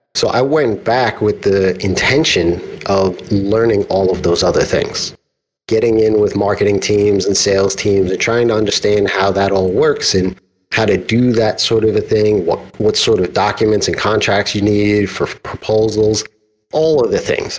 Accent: New York, United States; I'm from New York

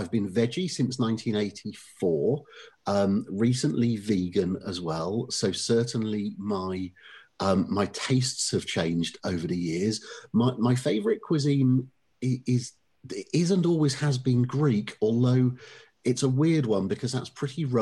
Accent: Oxford, South East England, United Kingdom; now in Witney, United Kingdom; I grew up in Oxford itself

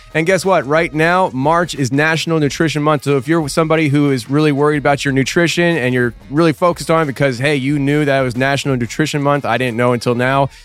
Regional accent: Kutztown, Pennsylvania, United States; where I grew up in Kutztown, Pennsylvania

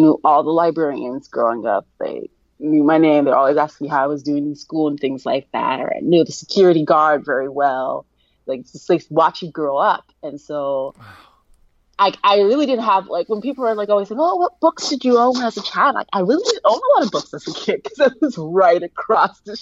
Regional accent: Columbus, Ohio, United States; I grew up in Columbus, Ohio

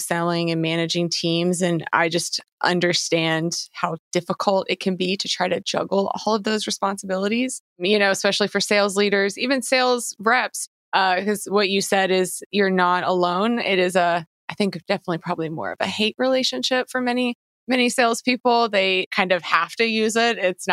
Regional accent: Kentucky, United States; moved away as an adult; now in Los Angeles, United States; I'm originally from Kentucky.

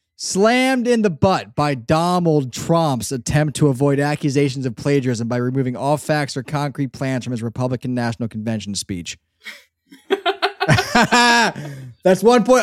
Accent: Northeast, United States; I'm from the Northeast too

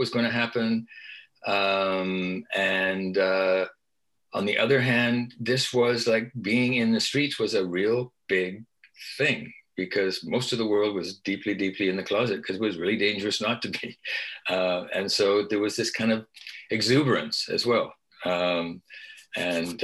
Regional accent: Beaverton, Ontario, Canada; I grew up in Beaverton, Ontario, very small town, about 1,000 people at the time in the 50s and the 60s.

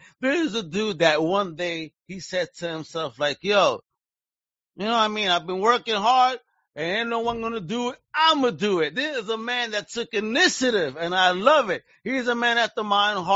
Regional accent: Puerto Rico; I am Puerto Rican, and yes, you know, we are American citizens

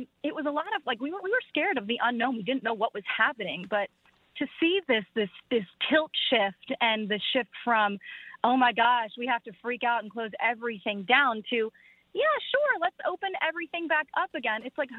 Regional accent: Philadelphia, Pennsylvania, United States; moved away; I'm originally from Philadelphia

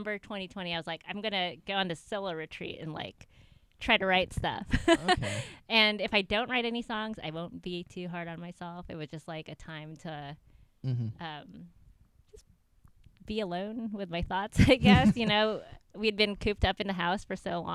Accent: San Francisco, California, United States; moved away as an adult; also born or lived in Santa Monica, California; now in Raleigh, United States; I grew up in San Francisco.

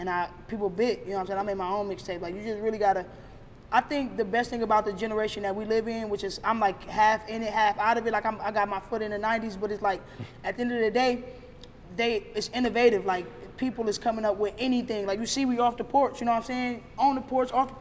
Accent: Cleveland, Ohio, United States; I grew up all around Cleveland

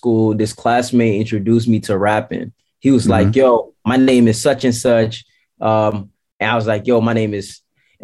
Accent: Amsterdam, North Holland, Netherlands; So you're from Amsterdam? Yes, sir. Born and raised out here

